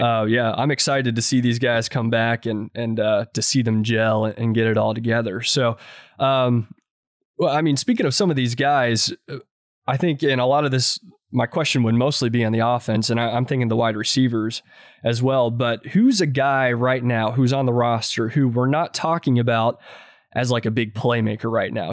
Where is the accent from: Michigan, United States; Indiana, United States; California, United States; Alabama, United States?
Indiana, United States; I grew up in Indiana